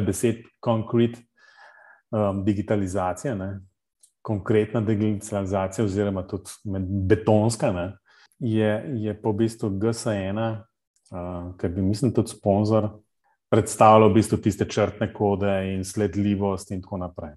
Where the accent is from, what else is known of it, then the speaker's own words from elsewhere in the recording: Ljubljana, Central Slovenia, Slovenia; ker sem iz Ljubljana